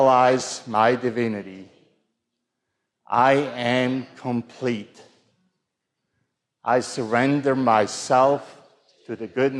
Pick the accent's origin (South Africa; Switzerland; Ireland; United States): Switzerland; I grew up in the Protestant church in Switzerland